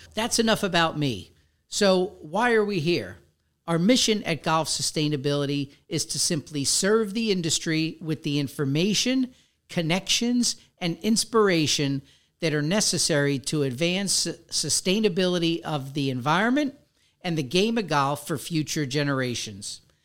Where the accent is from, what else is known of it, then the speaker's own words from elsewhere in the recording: New York City, New York, United States; moved away as an adult; also born or lived in Westchester, New York; now in West Palm Beach, United States; Growing up in the Bronx